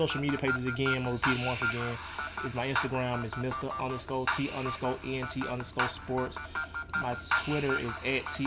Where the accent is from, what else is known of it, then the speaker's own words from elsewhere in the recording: Alabama, United States; moved away; also born or lived in New Orleans; my home state, man, Alabama